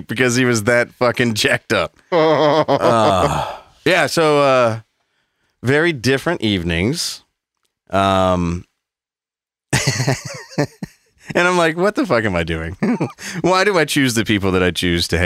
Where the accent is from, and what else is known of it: Southern United States, United States; accent: Southern